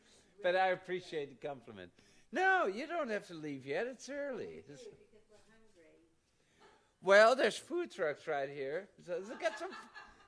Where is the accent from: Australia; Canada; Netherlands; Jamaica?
Netherlands; Yeah, I'm from Holland.